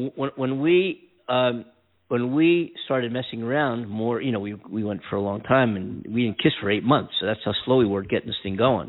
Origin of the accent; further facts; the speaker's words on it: Philadelphia, Pennsylvania, United States; now in California, United States; I'm from Philadelphia